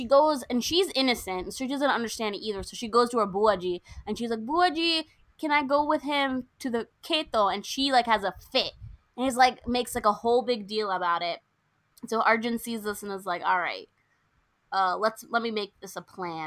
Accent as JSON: {"language": "English", "country": "United States", "tie": "born or raised there", "said": "as American-borns"}